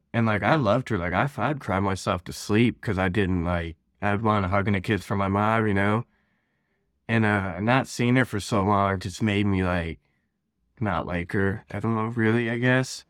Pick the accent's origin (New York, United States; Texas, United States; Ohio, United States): Ohio, United States; I'm from Ohio, born and raised out here.